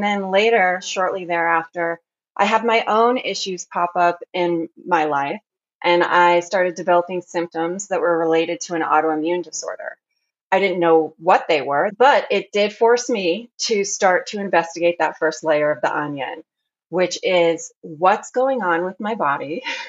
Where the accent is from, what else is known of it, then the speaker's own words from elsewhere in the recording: Arizona, United States; born there; also born or lived in France; now in Oregon, United States; I am living currently in Oregon, but I was born in Arizona. And in between those two states, I lived in France for a period of time.